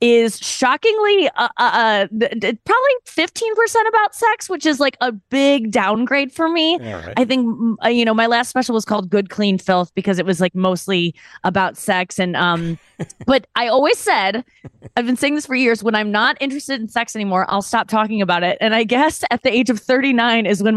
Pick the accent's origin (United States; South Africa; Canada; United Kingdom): United States; St. Louis, Missouri; especially in the Midwest, I'm from St. Louis